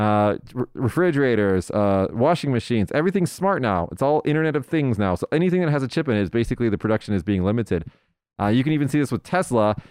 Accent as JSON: {"language": "English", "country": "United States", "moved": "yes", "lives_now": "Japan", "said": "Now, now I'm American"}